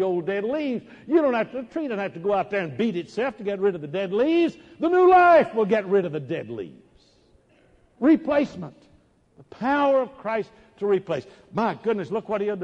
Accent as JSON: {"language": "English", "town": "Dallas", "region": "Texas", "country": "United States", "tie": "born or raised there", "said": "I grew up in Dallas"}